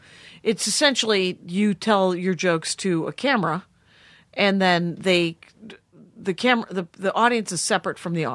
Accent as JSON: {"language": "English", "town": "South Milwaukee", "region": "Wisconsin", "country": "United States", "tie": "born or raised there", "moved": "yes"}